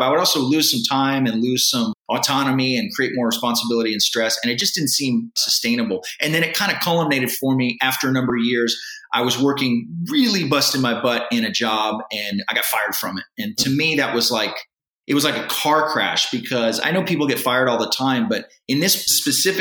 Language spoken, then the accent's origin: English; San Antonio, Texas, United States; I was born and raised in San Antonio, Texas. I still live here